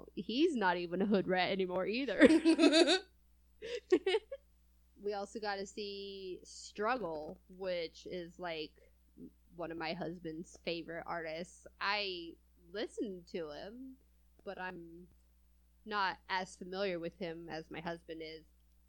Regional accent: California, United States; I'm from California, and I moved over here to the Midwest, you know, and I don't feel like I have an accent at all

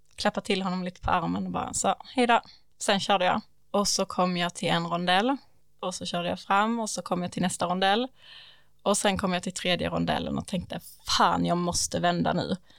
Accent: Vinslöv, Skåne, Sweden; moved away; jag är ju från Vinslöv

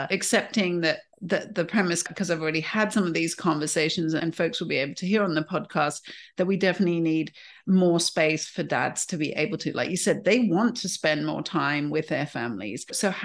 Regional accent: United Kingdom; accent: British; my British accent.

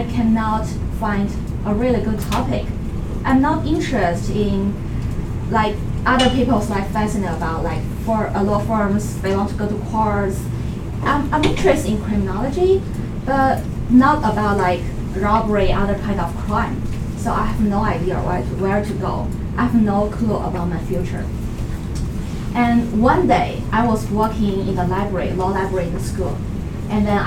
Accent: Beijing, China; moved away as an adult; now in United States; I was born in China, Beijing, the capital. And I spent more than 20 years in China and almost more than six years here in the US

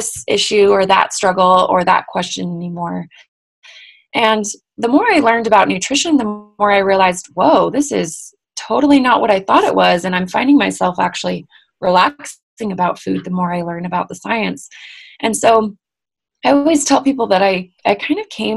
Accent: Bay Area of California, United States; now in Salt Lake City, United States; I was raised in the Bay Area of California

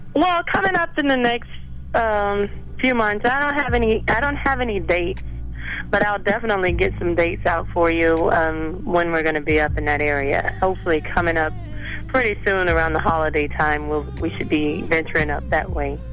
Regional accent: Texas, United States; also born or lived in South Florida; now in Florida, United States; I'm actually a Texas girl, though. I grew up in Texas

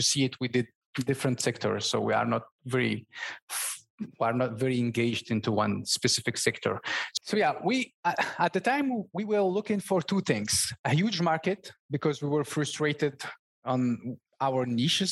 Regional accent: Morocco; first language Berber; English is a second language; moved away as an adult; now in France; I was born and raised in Morocco in a family of merchants

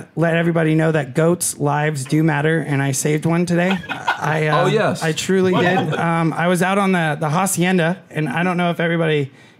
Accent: Los Angeles, California, United States; moved away; I'm from Hollywood, bro.

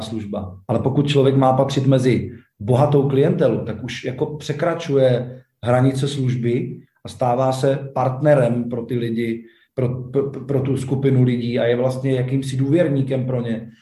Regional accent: Czechia; jsme se narodili v Česku.

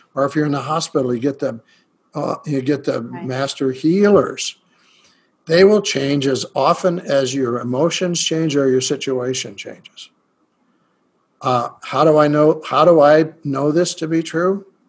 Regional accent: United States; I'm a shaman from America

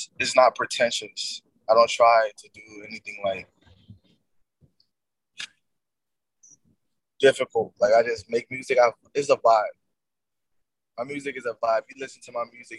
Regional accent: Liberia; now in Atlanta, United States; I'm originally from Liberia. I was born in Liberia.

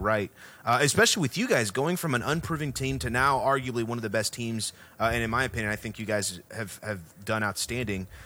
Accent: Houston, Texas, United States; we're from Houston

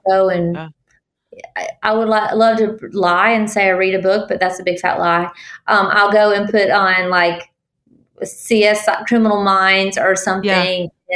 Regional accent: Tallahassee, Florida, United States; now in Alabama, United States; I'm from Tallahassee, Florida originally

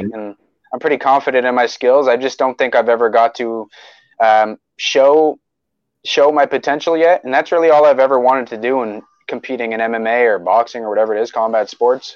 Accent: Oromocto, New Brunswick, Canada; also born or lived in Fredericton; I grew up in Oramucto.

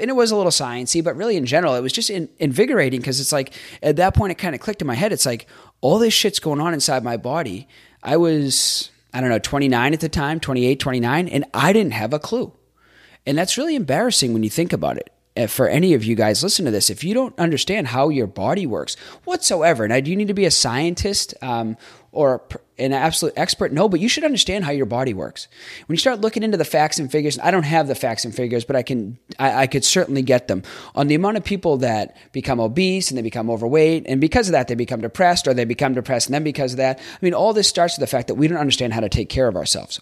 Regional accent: Boston, Massachusetts, United States; moved away as an adult; also born or lived in Jacksonville, Florida; I grew up in Boston

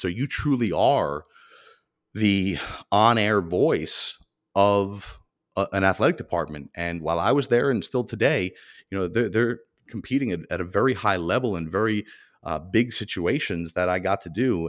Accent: Mahwah, New Jersey, United States; my hometown of Mahwah, New Jersey

